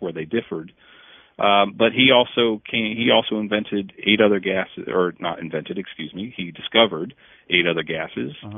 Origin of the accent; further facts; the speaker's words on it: Northumberland, Pennsylvania, United States; I grew up in Northumberland, Pennsylvania